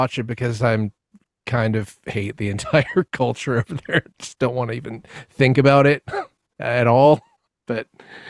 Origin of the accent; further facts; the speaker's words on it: United States; speaking as an American